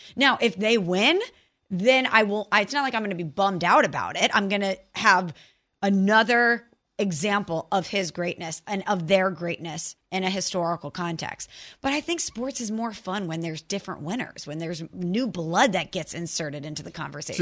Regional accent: Illinois, United States; a girl from the Midwest, from Illinois

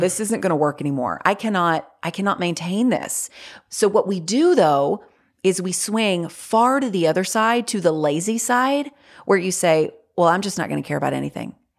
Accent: North Carolina, United States; born or raised there

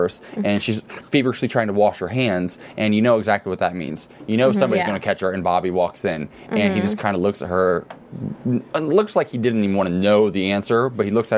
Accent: Ohio, United States; accent: Southern drawl; I grew up in Ohio, and we all have a little Southern drawl there

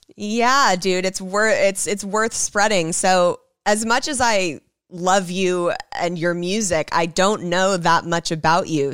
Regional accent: Los Angeles, California, United States; I grew up in Hollywood

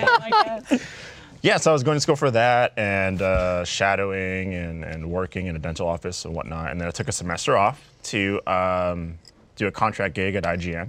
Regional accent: San Francisco, California, United States; Born and raised in San Francisco.

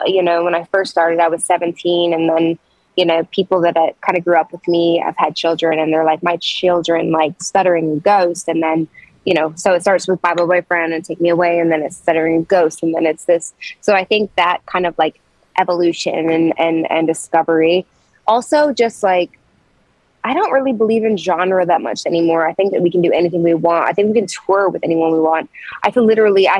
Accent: Toronto, Ontario, Canada; moved away as an adult; now in Nashville, United States; I was born in Scarborough

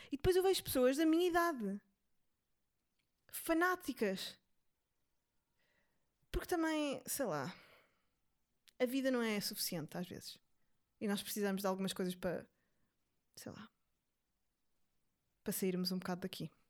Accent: São Tomé & Príncipe; eu vivi a vida inteira em São Tomé e só comia peixe, portanto eu já preenchi a minha cota de não comer carne.

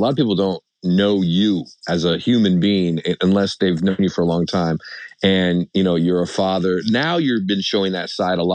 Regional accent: Seattle, Washington, United States; moved away; also born or lived in Las Vegas; I'm from Seattle

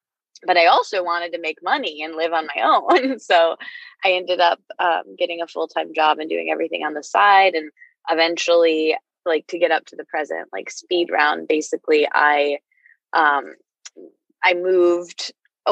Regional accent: Midwest, United States; I grew up in the Midwest with this family that like never really talks about anything

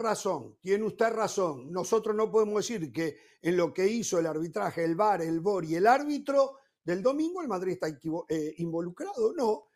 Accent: Uruguay; en mi país, en Uruguay

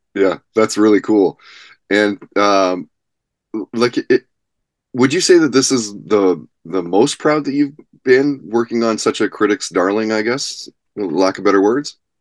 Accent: Kitimat, British Columbia, Canada; also born or lived in Vancouver; the year that I moved away from Vancouver to uh, up north, up to Kitimat

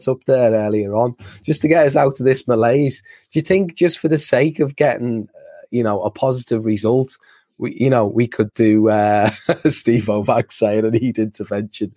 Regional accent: Liverpool, North West England, United Kingdom; I am a Scouser

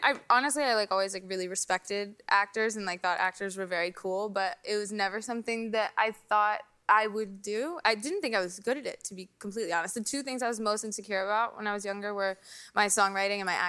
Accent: Huntersville, North Carolina, United States; I'm from North Carolina

